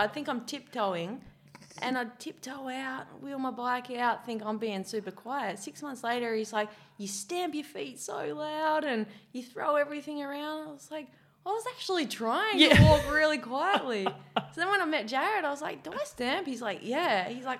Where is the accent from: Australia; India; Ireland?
Australia; Adelaide, South Australia; accent: English twang; Let's put it down to I was born in Adelaide, so it's a bit English down there. So I got a bit of an English twang. And then I grew up on a farm for the first 5 years of my life.